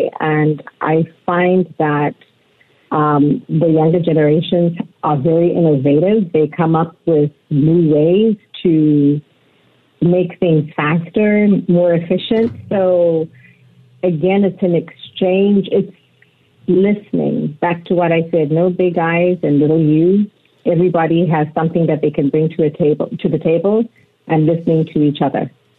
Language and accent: English; Zimbabwe; moved away as an adult; And I was born in Zimbabwe, grew up in Zimbabwe, came here for college.